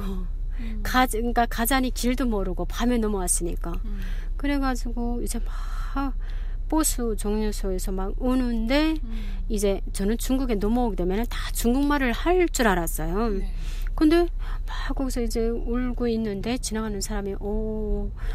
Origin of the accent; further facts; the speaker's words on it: North Korea; moved away as an adult; also born or lived in China; now in Salt Lake City, United States; 저는 북한에서